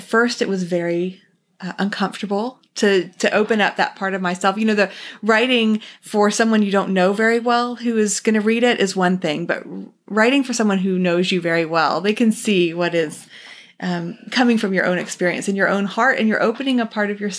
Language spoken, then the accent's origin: English; Texas, United States; also born or lived in New Jersey / China; I was born in New Jersey, moved to Texas at age 8, so I'm a transplant to the South